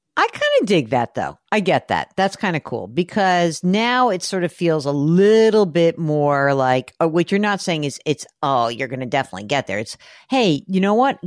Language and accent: English; New York, United States; we're, we're New Yorkers